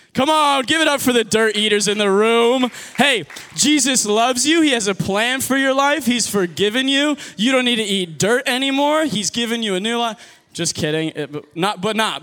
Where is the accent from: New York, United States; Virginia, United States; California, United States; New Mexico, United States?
New Mexico, United States; I'm from New Mexico